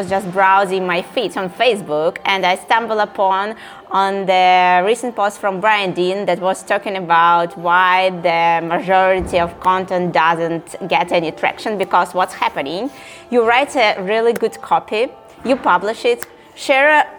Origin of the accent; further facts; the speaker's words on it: Saint Petersburg, Russia; I'm from Russia